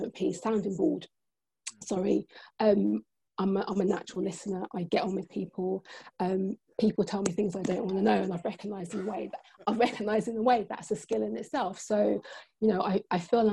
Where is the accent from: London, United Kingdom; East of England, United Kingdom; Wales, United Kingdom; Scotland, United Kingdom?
London, United Kingdom; Croydon; where I'm from, I'm a South London girl. I'm from Croydon.